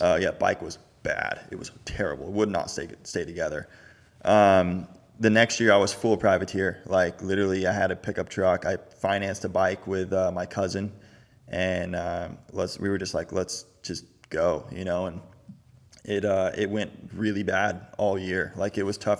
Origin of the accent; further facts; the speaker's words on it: Florida, United States; also born or lived in California; born and raised Florida my whole life